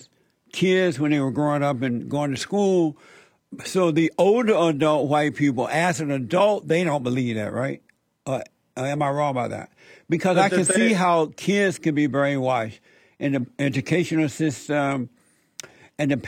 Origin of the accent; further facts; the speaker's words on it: Alabama, United States; I grew up in Alabama on a plantation